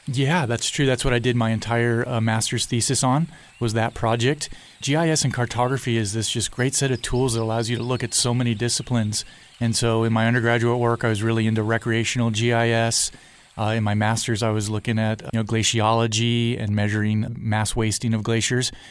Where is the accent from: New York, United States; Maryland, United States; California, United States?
California, United States; Southern; also born or lived in Guadalajara, Mexico; I grew up in Southern California